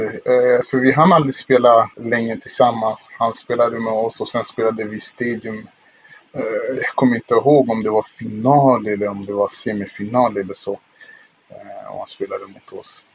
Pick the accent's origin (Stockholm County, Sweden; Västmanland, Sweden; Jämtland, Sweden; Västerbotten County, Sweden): Stockholm County, Sweden; Stockholm; also born or lived in Kinshasa, Congo; vi flyttade från eh, Kongo då, till eh, eh, Stockholm, Sverige